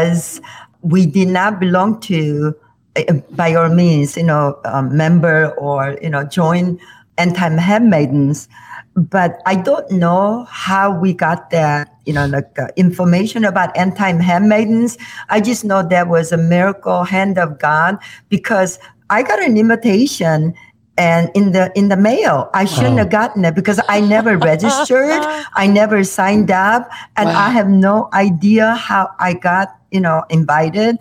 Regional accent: South Korea; moved away as an adult; now in Illinois, United States; I grew up in South Korea

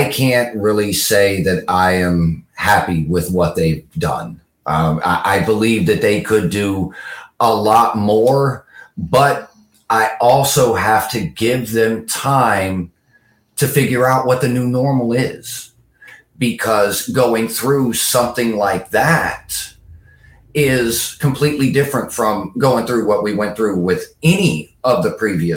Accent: Southwest Florida, United States; moved away; it's my hometown

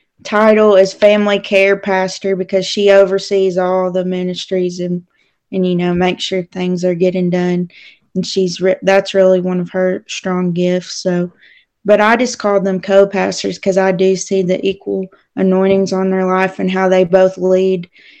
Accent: Tennessee, United States; also born or lived in Oklahoma / Kentucky / New Mexico / Arkansas; I was born in Oklahoma, lived in Kentucky a few years of my life, lived in Tennessee most of my life. Had to move to New Mexico my junior year of high school.

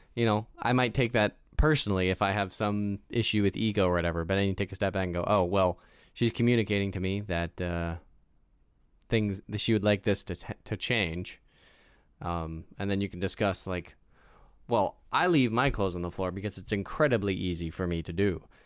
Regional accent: United States; growing up in America

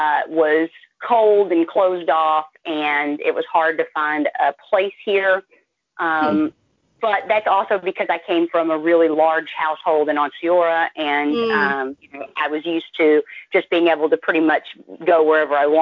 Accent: Dallas, Texas, United States; moved away as an adult; now in North Carolina, United States; I'm from the Dallas area

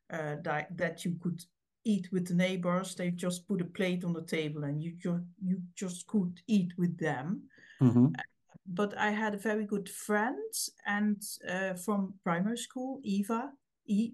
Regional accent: Heerlen, Limburg, Netherlands; English is a second language; And I was born in Heerlen, and it's an old mining town. So when I grew up, the mines closed

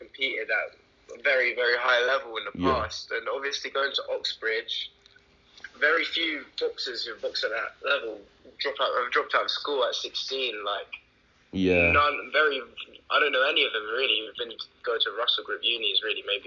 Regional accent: London, United Kingdom; born or raised there; also born or lived in New York

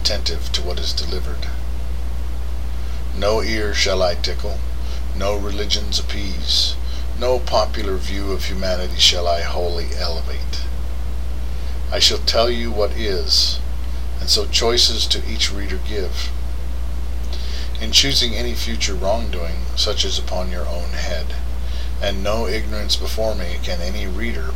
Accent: United States; as an American

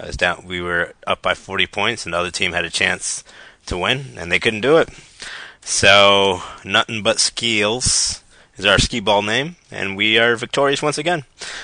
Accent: Hartford, Connecticut, United States; moved away as an adult; now in Brooklyn, United States; born and raised in Hartford, Connecticut, and moved out to Brooklyn about 4 years ago.

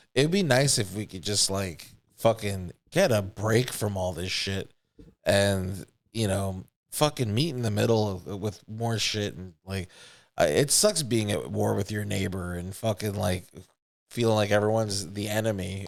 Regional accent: United States; I grew up in America with other kids

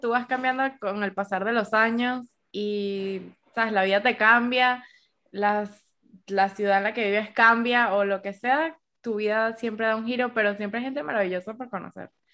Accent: Caracas, Capital District, Venezuela; moved away as an adult; now in Bogotá, Colombia; somos cuatro amigas y las cuatro somos venezolanas, pero, por ejemplo, ninguna de ellas es de Caracas.

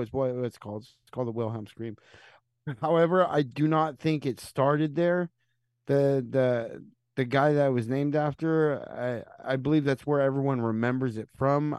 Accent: United States; I'm American

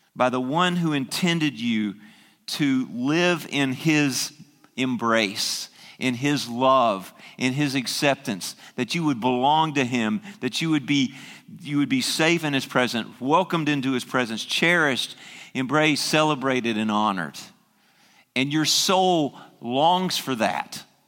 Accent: the South, United States; moved away; I grew up in the South

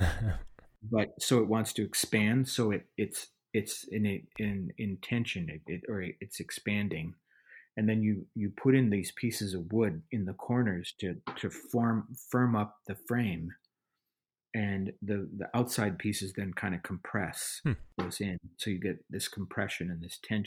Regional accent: Minneapolis, Minnesota, United States; growing up around the Twin Cities, St. Paul, Minneapolis

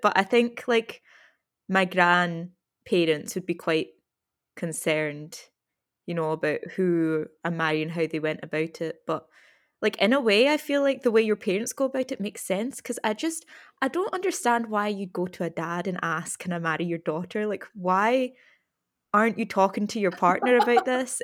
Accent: Scotland, United Kingdom; we grew up in Scotland

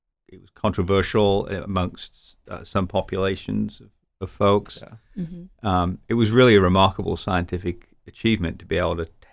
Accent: United Kingdom; also born or lived in London; now in United States; being British

